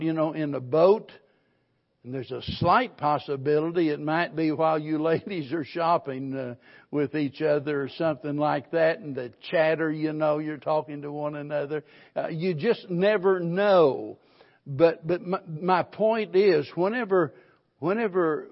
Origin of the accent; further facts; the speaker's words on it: the Ozarks, Missouri, United States; being born and raised in the Ozarks